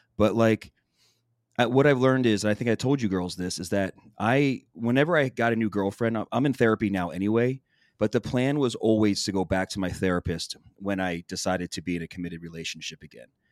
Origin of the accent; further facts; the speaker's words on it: Philadelphia, Pennsylvania, United States; I'm from Philly, it's in my fucking language.